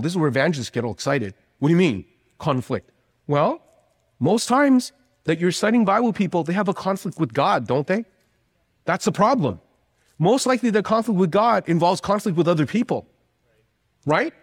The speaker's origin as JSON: {"language": "English", "country": "Canada", "moved": "yes", "said": "I am actually from Canada"}